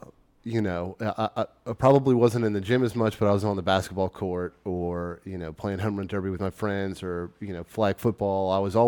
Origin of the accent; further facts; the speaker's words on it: Memphis, Tennessee, United States; also born or lived in Baton Rouge, Louisiana; now in Austin, United States; I moved from Baton Rouge, Louisiana, but I'm originally from Memphis, Tennessee.